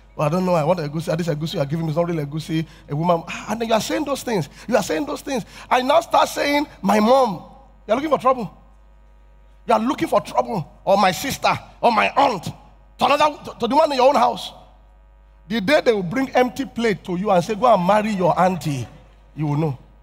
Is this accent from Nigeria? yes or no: yes; Yorubaland, Nigeria; I'm from Yoruba tribe